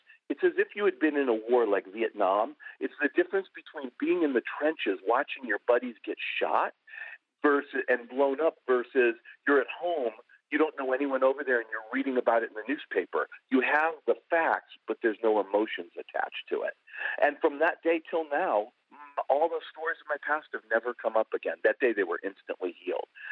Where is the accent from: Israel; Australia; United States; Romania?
United States; Buffalo, New York; I grew up in Buffalo